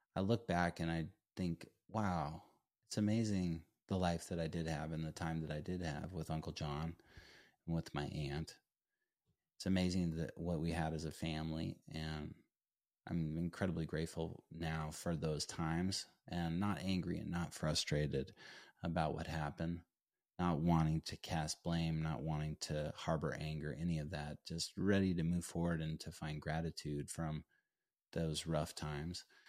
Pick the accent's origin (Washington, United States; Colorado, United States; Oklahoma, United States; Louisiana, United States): Colorado, United States; Durango; ultimately ended up playing for my hometown school, Fort Lewis College